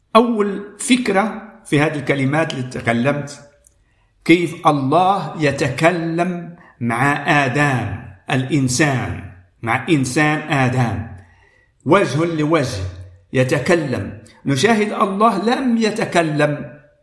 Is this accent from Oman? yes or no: no; Morocco; أنا من المغرب